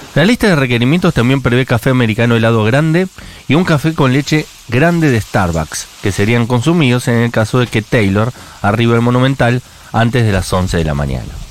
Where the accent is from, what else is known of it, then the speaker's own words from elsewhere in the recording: Buenos Aires, Argentina; yo, por ejemplo, nací a dos cuadras de mi casa, donde vivo ahora, en San Cristóbal